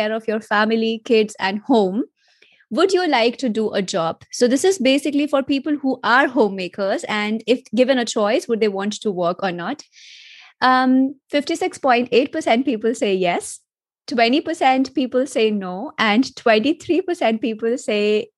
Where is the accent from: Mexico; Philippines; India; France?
India; moved away as an adult; now in Germany; I am an Indian by origin, so born and spoiled in India. But at the moment, I'm living in Germany